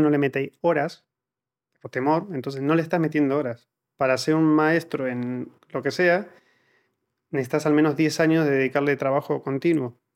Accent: Argentina; moved away as an adult; now in Spain; cuando salí de Argentina

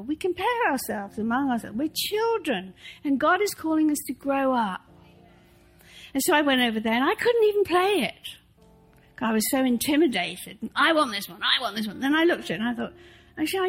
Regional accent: England, United Kingdom; moved away; I grew up in the Church of England

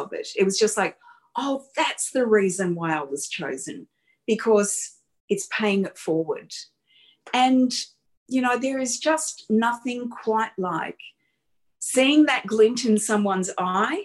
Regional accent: Campbelltown, New South Wales, Australia; I was a kid from Campbelltown. I didn't go to private school

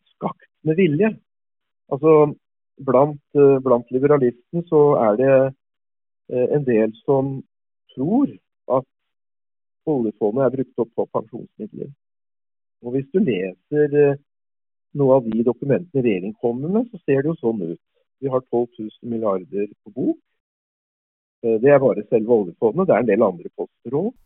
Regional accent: Norway; moved away; som nordmann

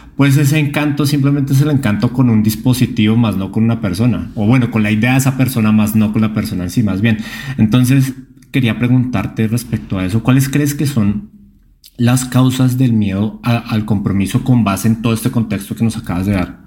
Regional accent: Colombia; moved away; directamente desde mi tierra, desde Colombia

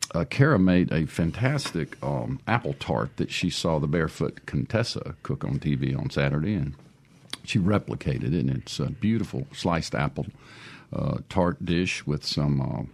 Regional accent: Boonville, Mississippi, United States; And historically, growing up in Boonville, there was always a hot tamale stand there on the corner of Main Street.

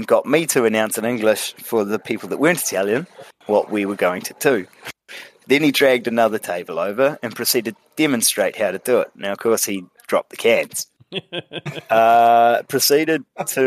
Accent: New Zealand; I was the only actual Kiwi

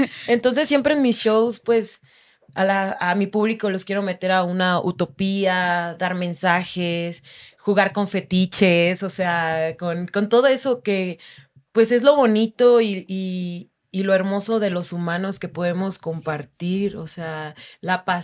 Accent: Oaxaca, Mexico; Yo soy de Oaxaca

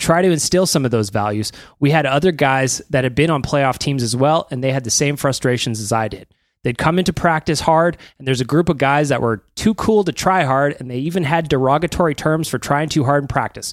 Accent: Sherwood Park, Alberta, Canada; also born or lived in Edmonton; Being from Edmonton and I grew up in Sherwood Park, I've seen it a million times.

